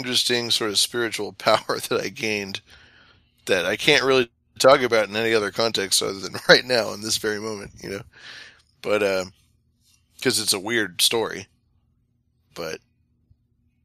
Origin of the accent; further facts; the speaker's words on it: Sacramento River Delta region, California, United States; I grew up in the Sacramento River Delta region